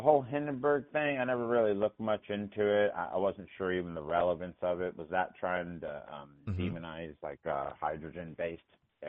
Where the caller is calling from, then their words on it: Menifee, California, United States; from Menifee.